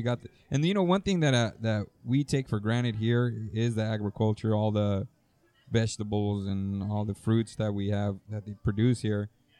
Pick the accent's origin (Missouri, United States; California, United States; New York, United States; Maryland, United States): California, United States; Greenfield, San Jose; now in Salinas, United States; I grew up in Greenfield. I grew up in San Jose. Part of my life